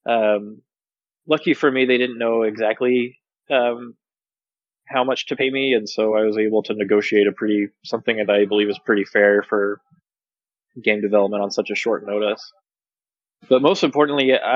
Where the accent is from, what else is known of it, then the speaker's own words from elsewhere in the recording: Texas, United States; I'm from Texas